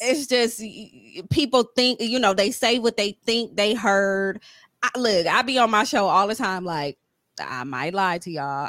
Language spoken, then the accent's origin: English; Ohio, United States; I'm from Ohio